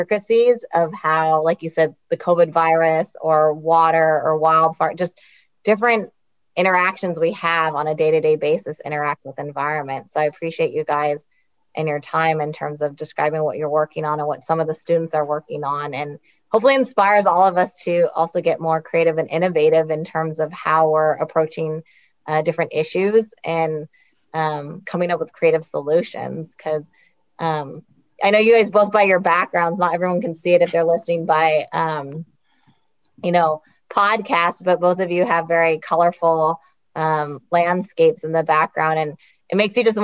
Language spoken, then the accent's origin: English; California, United States; I was born and raised here in California